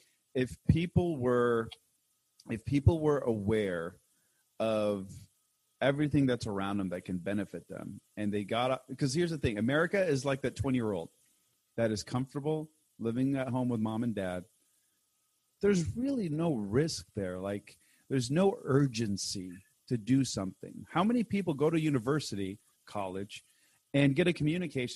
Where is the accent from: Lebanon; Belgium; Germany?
Lebanon; moved away; I'm from Lebanon. So I grew up there